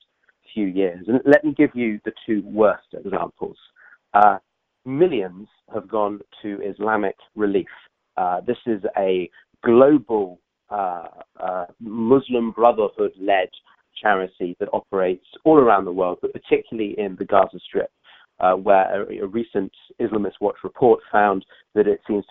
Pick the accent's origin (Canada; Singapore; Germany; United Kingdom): United Kingdom; I come from the United Kingdom